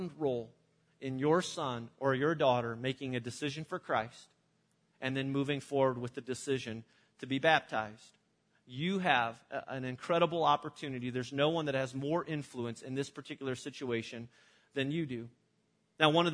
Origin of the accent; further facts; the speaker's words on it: Illinois, United States; my church that I grew up in Illinois